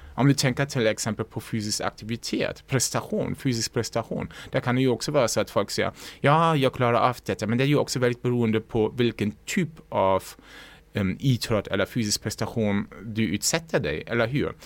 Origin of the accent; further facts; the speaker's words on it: Lübeck, Schleswig-Holstein, Germany; Swedish is a second language; moved away as an adult; now in Sweden; Som man kanske också hör, jag kommer inte från Sverige. Jag mm. kommer från norra Tyskland, Lübeck